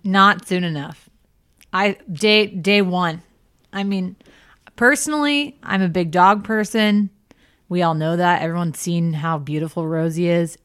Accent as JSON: {"language": "English", "region": "the South", "country": "United States", "tie": "born or raised there", "said": "growing up in the South"}